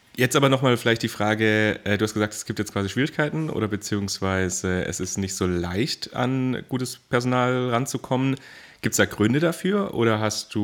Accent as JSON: {"language": "German", "region": "Baden-Württemberg", "country": "Germany", "said": "ich komme ja auch quasi aus dem Großraum, äh, also in Baden-Württemberg"}